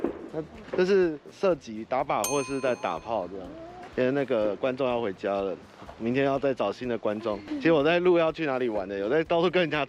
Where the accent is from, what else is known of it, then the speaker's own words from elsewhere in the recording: Kinmen County, Taiwan; 我是金门人，跟他们很熟。